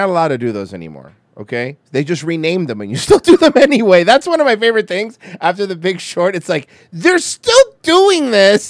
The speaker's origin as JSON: {"language": "English", "town": "Fresno", "region": "California", "country": "United States", "said": "I'm from Fresno."}